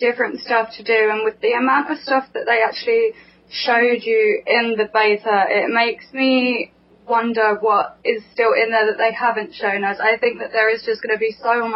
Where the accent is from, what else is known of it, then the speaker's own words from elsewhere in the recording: United Kingdom; I'm from the UK.